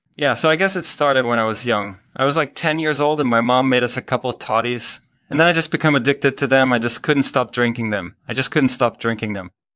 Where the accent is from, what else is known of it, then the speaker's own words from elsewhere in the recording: Belgium; I grew up in Belgium